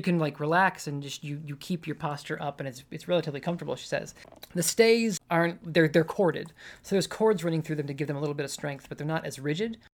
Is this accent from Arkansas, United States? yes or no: no; Michigan, United States; moved away as an adult; now in Louisville, United States; I grew up in Michigan